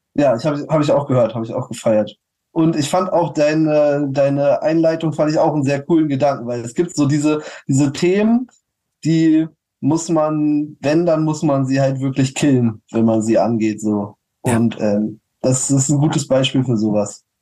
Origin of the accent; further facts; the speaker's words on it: Berlin, Germany; auch als Berliner